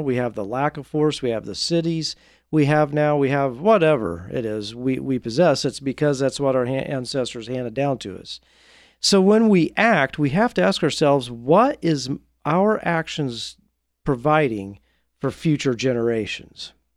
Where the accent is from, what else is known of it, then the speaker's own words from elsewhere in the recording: Marion, Indiana, United States; my hometown I grew up in Marion, Indiana